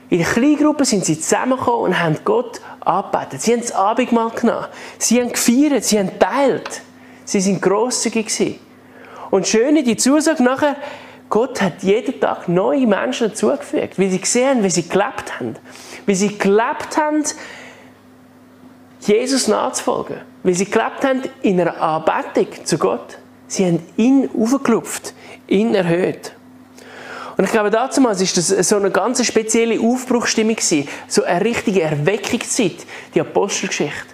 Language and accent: German; Switzerland; Die haben Zürich nicht gekannt, aber sie haben gesagt, kennst du Männendorf als Schweizer? Und ich so, ja, Männendorf kenne ich auch. Das ist ja gerade da hinten.